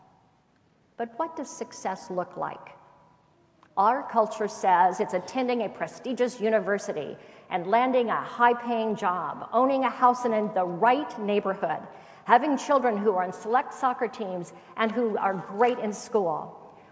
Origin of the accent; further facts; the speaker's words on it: Indiana, United States; When I was growing up in Indiana, we lived in a two-story home